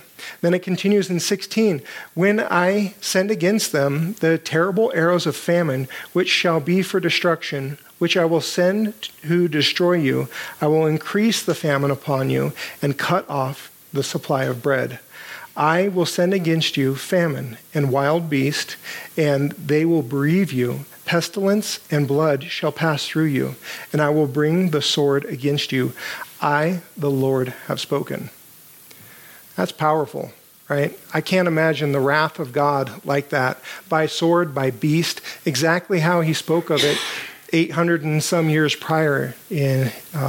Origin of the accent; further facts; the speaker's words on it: United States